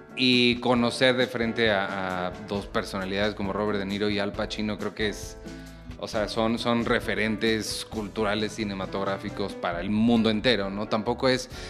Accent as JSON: {"language": "Spanish", "country": "Mexico", "said": "México es un país pues, muy católico, ¿no? Creo que todos aquí crecimos como católicos"}